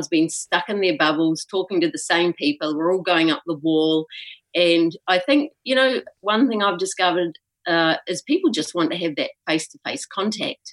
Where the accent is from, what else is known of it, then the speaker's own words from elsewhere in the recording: New Zealand; now in Egypt; I'm a Kiwi and I came home after not being here for 3 years and I got stuck here